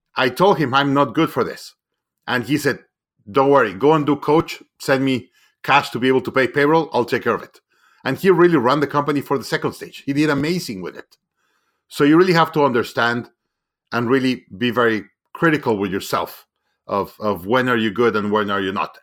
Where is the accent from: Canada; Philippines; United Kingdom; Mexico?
Mexico; moved away; I'm originally from Mexico